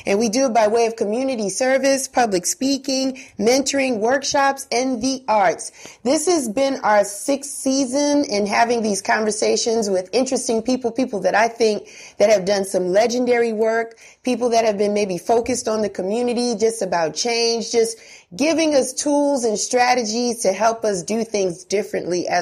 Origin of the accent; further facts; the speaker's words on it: New York City, New York, United States; I was born and raised in Bronx River Projects myself